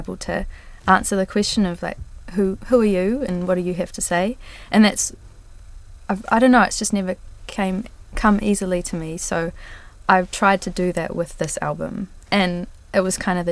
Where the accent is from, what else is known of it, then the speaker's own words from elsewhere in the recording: Rotorua, Bay of Plenty, New Zealand; my hometown of Rotorua